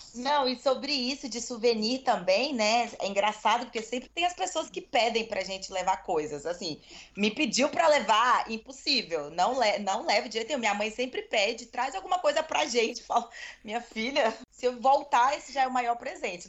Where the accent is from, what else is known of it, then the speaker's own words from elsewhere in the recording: Brazil; eu sou estrangeira, eu não sou daqui, eu sou brasileira